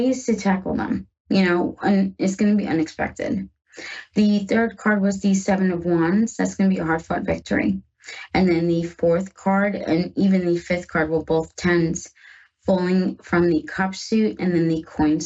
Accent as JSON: {"language": "English", "region": "New York", "country": "United States", "moved": "yes", "lives_now": "Ohio, United States", "said": "I'm from New York. Yes, I live in Ohio now with my wife, but I'm from New York."}